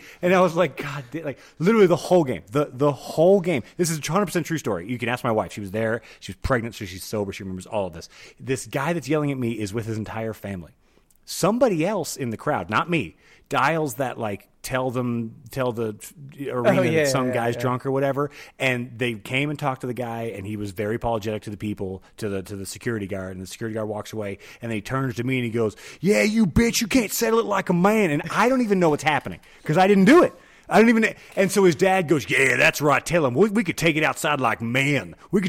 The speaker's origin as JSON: {"language": "English", "region": "Texas", "country": "United States", "said": "I'm wearing a Nuggets hat because I don't own any Avalanche shit because we're from Texas."}